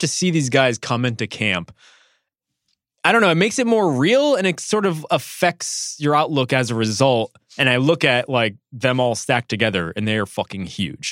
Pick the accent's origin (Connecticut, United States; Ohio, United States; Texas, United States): Connecticut, United States; I grew up in Connecticut